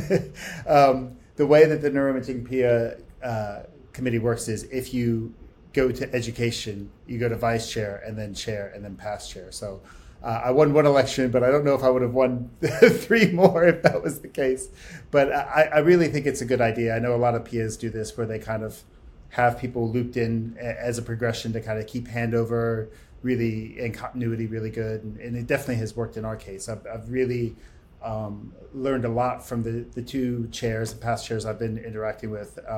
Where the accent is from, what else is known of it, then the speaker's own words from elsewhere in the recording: United States; I came from the States uh, to do a postdoc